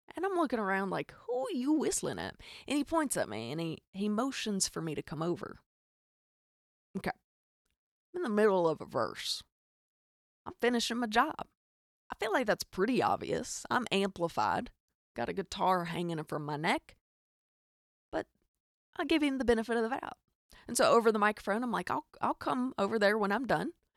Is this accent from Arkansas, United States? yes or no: yes; Arkansas, United States; accent: hic; I am from Arkansas, in case you can't hear the hic in my accent